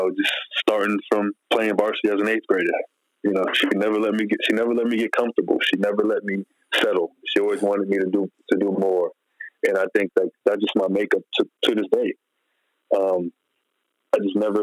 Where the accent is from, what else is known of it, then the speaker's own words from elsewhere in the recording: New York, United States; growing up in New York